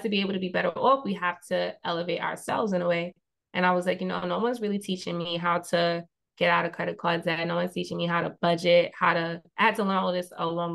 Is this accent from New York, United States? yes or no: yes; New York City, New York, United States; the main street of where I grew up in Queens